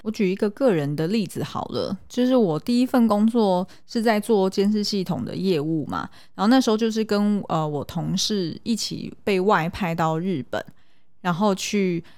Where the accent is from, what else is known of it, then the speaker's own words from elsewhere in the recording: Taiwan; 我们是台湾人